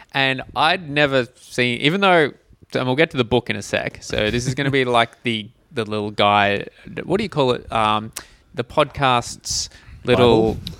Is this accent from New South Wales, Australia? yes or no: no; Geelong, Victoria, Australia; Growing up in Geelong, which got the same TV as Melbourne, in Victoria